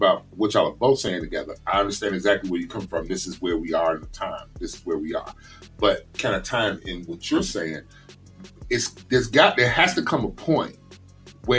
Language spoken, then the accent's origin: English; Chicago, Illinois, United States; my hometown, out of Chicago